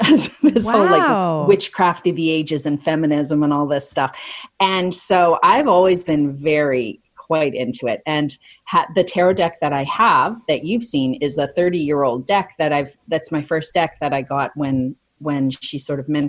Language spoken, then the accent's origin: English; Calgary, Alberta, Canada; now in Toronto, Canada; I grew up in Calgary